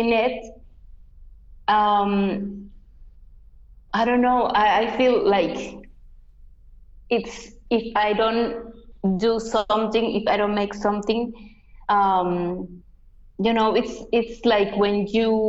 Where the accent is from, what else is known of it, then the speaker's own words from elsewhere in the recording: Yucatán, Mexico; first language Yucatec Maya; English is a second language; also born or lived in Cochabamba, Bolivia; I grew up in an environment where everyone were speaking Mayan, so I learned it